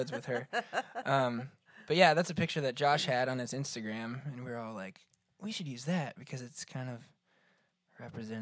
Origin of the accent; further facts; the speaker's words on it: Florence, Kentucky, United States; I'm from Florence, Kentucky